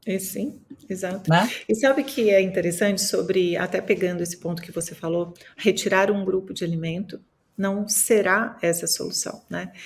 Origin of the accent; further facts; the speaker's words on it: Minas Gerais, Brazil; eu sou mineira